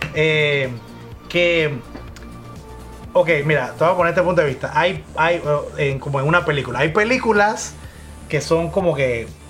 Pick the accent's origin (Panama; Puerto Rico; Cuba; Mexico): Panama; En Panamá, acuérdense que somos de Panamá